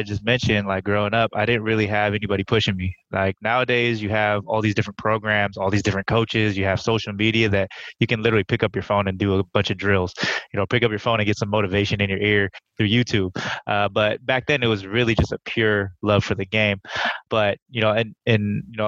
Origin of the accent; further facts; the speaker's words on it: Sunnyvale, California, United States; I was born and raised in Sunnyvale, California, in the Bay Area